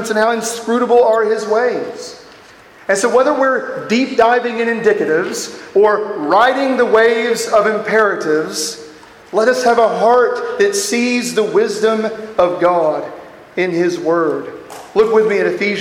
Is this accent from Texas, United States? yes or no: yes; Texas, United States; I am from Texas